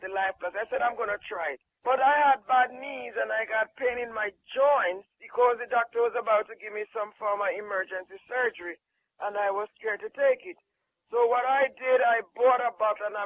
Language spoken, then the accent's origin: English; Jamaica; I'm from Jamaica